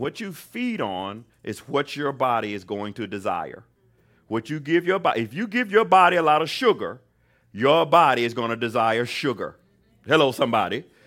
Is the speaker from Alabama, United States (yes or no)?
yes; Mobile, Alabama, United States; moved away; I grew up in Mobile, Alabama, so you don't get no more Southern than